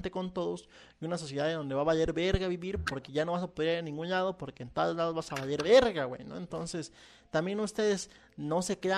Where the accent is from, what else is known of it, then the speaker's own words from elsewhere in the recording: Mexico; now in United States; A mí me tratan mal porque soy mexicano y soy en Estados Unidos y me, me tratan de manera racista y me piden que hable inglés